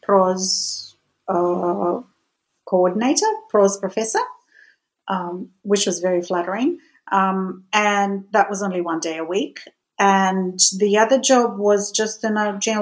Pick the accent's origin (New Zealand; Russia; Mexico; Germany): Russia; moved away; Being Russian and growing up in Russia